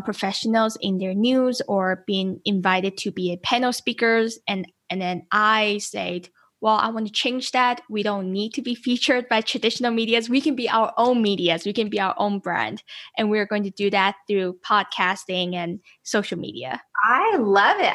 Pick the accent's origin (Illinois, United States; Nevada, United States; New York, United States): Nevada, United States; Las Vegas; I'm from Las Vegas